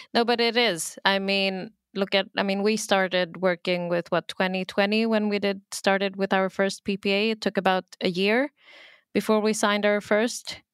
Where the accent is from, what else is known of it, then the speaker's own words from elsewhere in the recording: Sweden; also born or lived in Pakistan; I'm from Pakistan, I'm born in Sweden, and then when I was young, we would travel back every other year